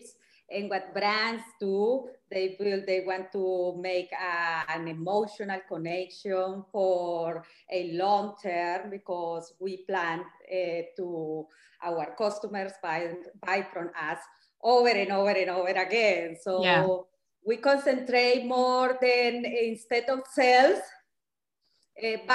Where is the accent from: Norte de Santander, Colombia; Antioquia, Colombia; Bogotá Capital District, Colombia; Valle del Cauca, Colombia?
Valle del Cauca, Colombia; Cali; moved away as an adult; also born or lived in Bogota, Colombia / Berlin, Germany; I started modeling in my hometown, Cali, Colombia.